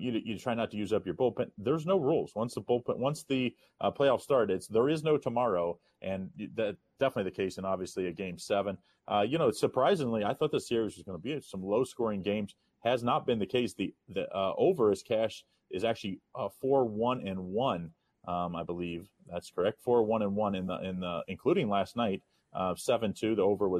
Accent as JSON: {"language": "English", "town": "Cincinnati", "region": "Ohio", "country": "United States", "tie": "born or raised there", "said": "my hometown team. I've been a Bearcats fan before I was out of the womb"}